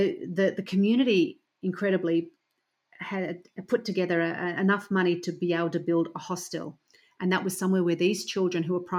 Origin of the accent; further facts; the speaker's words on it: Toowoomba, Queensland, Australia; I grew up in a large rural town, or not even rural town, okay, so regional town called Toowoomba, or city called Toowoomba